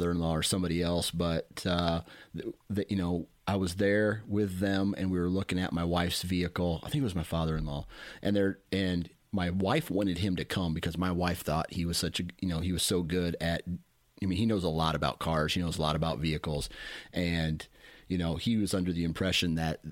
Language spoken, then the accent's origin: English; Mount Pleasant, Iowa, United States; I grew up in Mount Pleasant